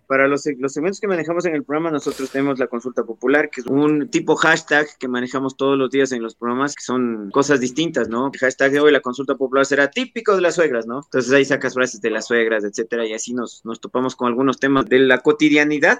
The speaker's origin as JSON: {"language": "Spanish", "town": "Pelileo", "region": "Tungurahua", "country": "Ecuador", "said": "yo soy de Pelileo, acá en Tunguragua"}